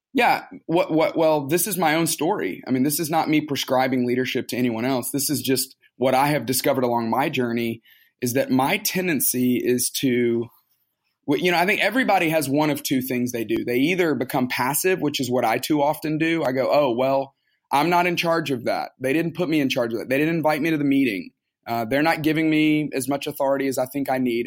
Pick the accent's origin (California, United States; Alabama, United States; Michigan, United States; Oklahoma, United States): Alabama, United States; Tuscaloosa; moved away as an adult; now in Atlanta, United States; I grew up in Tuscaloosa, Alabama.